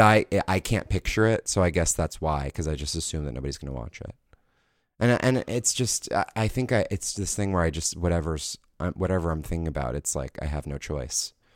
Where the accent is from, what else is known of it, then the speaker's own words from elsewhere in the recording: New York, United States; my hometown of Manhattan, of New York